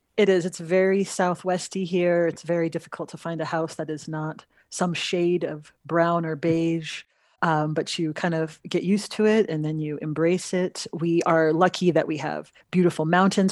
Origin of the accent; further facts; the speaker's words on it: Los Angeles, California, United States; moved away as an adult; also born or lived in Utah / Pennsylvania; now in New Mexico, United States; So I grew up in the Los Angeles area.